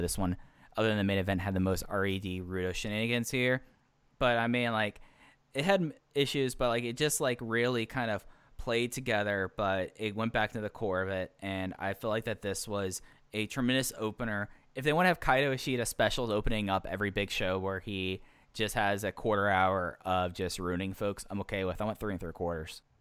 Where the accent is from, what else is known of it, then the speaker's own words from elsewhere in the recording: Dallas, Texas, United States; I grew up in Dallas Fort Worth during the Dirk days